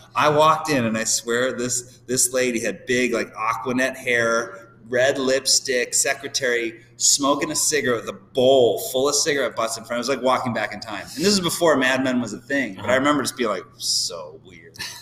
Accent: Downers Grove, Illinois, United States; moved away as an adult; also born or lived in Phoenix / Chicago; now in San Diego, United States; a, suburb called Downers Grove

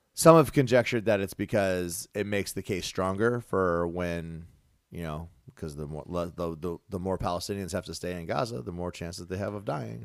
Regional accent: United States; I'm an American

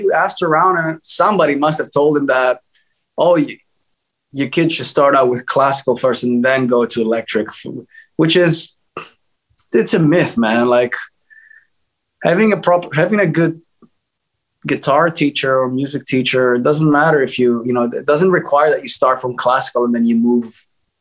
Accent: Greece; I'm from Greece, so my dad was heavily into Greek music.

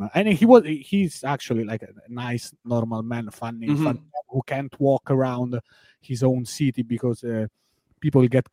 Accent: L'Aquila, Abruzzo, Italy; English is a second language; also born or lived in Rome; I was born in Rome, but I grew up in a different town. It's called L'Aquila.

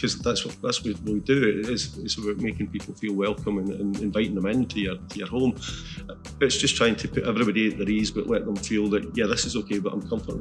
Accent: Glasgow, Scotland, United Kingdom; moved away as an adult; now in Islay, United Kingdom; I'm from Glasgow originally

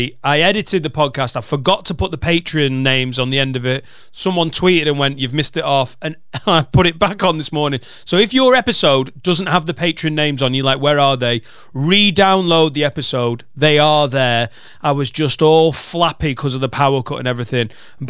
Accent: Newcastle upon Tyne, North East England, United Kingdom; Newcastle upon Tyne.

